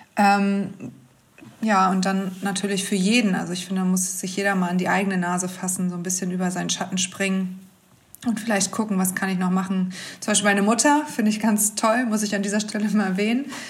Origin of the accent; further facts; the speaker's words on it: Hamburg, Germany; ich komme ja aus Hamburg